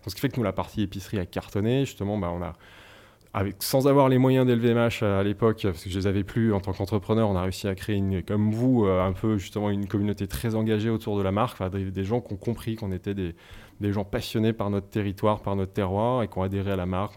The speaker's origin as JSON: {"language": "French", "area": "Savoy", "region": "Auvergne-Rhône-Alpes", "country": "France", "moved": "yes", "lives_now": "Paris, France", "said": "je suis savoyard. Donc, c'est un, fil conducteur, c'est assez important. Je suis issu d'une région avec une identité forte"}